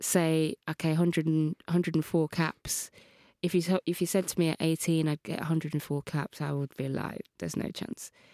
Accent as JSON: {"language": "English", "town": "Birmingham", "region": "West Midlands", "country": "United Kingdom", "tie": "born or raised there", "said": "I grew up in Birmingham, Kings Norton, Birmingham"}